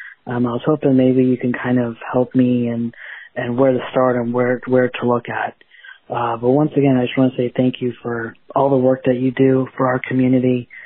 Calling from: Jupiter, Florida, United States; I'm from Jupiter, Florida.

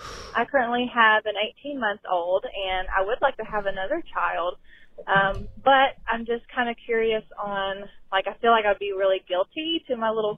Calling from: Kentucky, United States; Hi, Christina. … I'm calling from Kentucky.

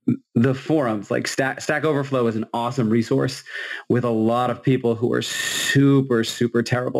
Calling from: Massachusetts, United States; I'm coming in from Massachusetts, since that's apparently what we're doing.

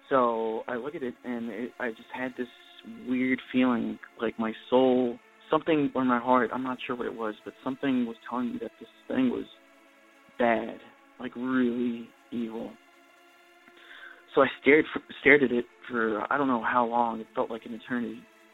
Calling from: Redondo Beach, California, United States; also born or lived in Chile; I'm calling from Redondo Beach, California.

